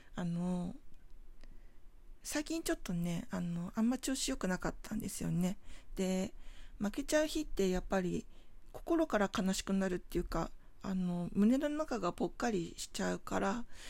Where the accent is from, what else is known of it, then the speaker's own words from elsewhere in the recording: Tokyo, Japan; 出身地が東京なんですけれども東京都墨田区